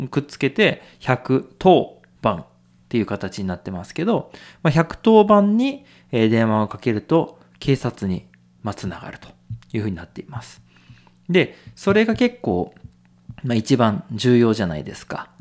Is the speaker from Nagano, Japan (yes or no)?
yes; Nagano, Japan; 長野県で生まれて育って